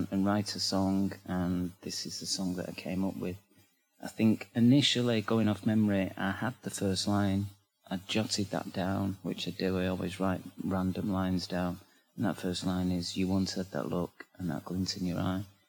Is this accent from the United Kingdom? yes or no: yes; Manchester, North West England, United Kingdom; accent: northern; I come from Manchester, which is in England, and it's the north of England, hence this strange accent